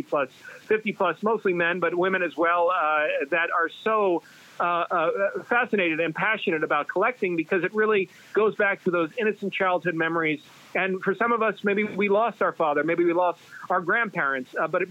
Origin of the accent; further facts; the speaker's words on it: Ossining, New York, United States; I'm from New York, a little town called Ossining, New York, about 40 minutes north of the city.